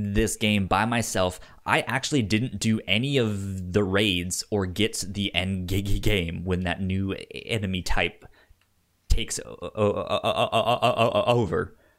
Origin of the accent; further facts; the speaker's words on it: Virginia, United States; since I grew up in Northern Virginia, I was DC all the time.